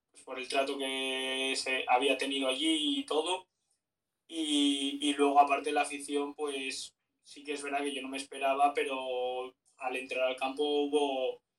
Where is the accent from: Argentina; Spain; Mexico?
Spain; Asturias; born there; sí que yo nací en Asturias y eso, pero tampoco he vivido mucho en Asturias